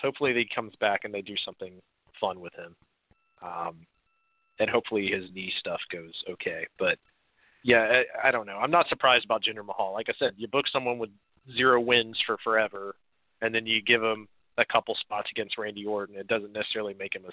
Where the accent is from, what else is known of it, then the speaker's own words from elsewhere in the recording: Gainesville, United States; I'm from Gainesville